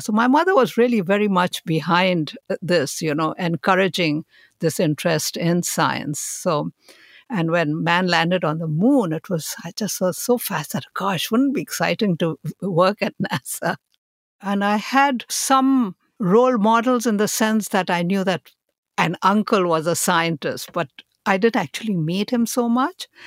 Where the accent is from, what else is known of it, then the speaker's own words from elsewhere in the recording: India; moved away; I was born in India and I was raised there